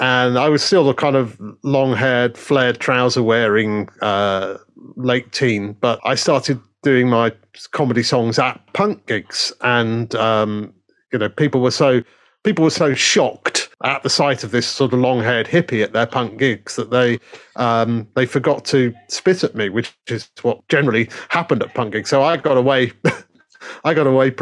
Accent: Leeds, Yorkshire and the Humber, United Kingdom; moved away; also born or lived in London; Although I'm from Leeds, I'm from sort of quite a middle class background

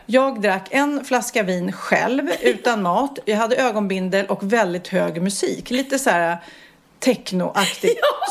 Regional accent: Sweden; vi som har så lång semester i Sverige

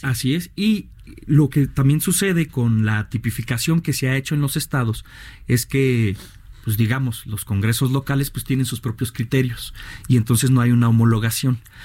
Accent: Ciudad Juárez, Chihuahua, Mexico; yo soy oriundo de Ciudad Juárez

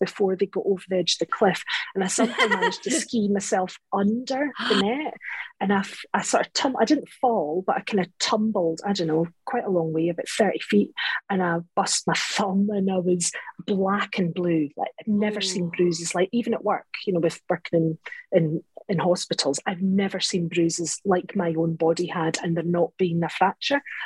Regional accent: Scotland, United Kingdom; I'm Scottish

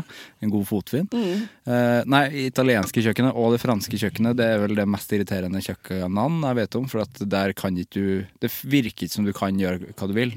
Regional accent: Trøndelag, Norway; Som trønder

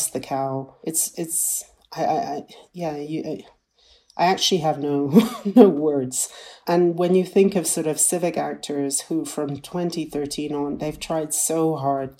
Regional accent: Kenya; I'm a Kenyan

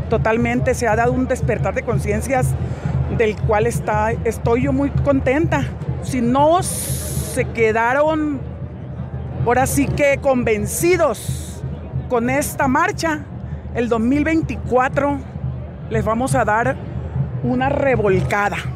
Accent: San Luis Río Colorado, Sonora, Mexico; Venimos desde Sonora, de San Luis Río Colorado, y estamos muy contentos

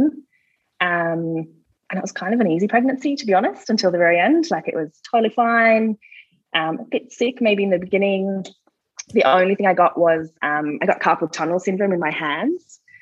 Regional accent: Australia; moved away as an adult; now in Newbridge, Ireland; I'm Australian

